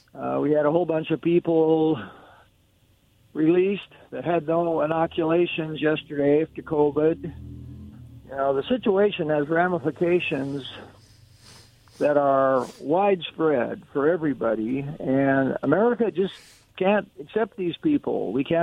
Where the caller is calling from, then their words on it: Kennewick, Washington, United States; from Kennewick.